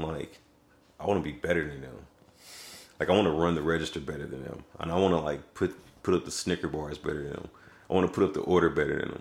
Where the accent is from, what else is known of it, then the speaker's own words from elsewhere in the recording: Raytown, Missouri, United States; also born or lived in Kansas City; we got a house out in Raytown cuz my mom got a job working in uh, the school district.